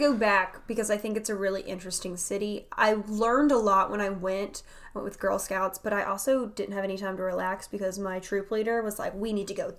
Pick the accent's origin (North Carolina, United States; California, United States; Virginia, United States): North Carolina, United States; Wilmington; I am originally from the Wilmington area, which is a huge, like, back in the day, it was a huge port city. It still is a port city.